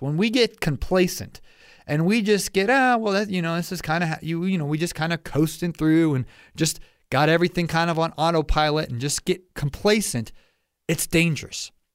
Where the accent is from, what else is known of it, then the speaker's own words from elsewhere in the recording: Ohio, United States; now in Atlanta, United States; I'm from Ohio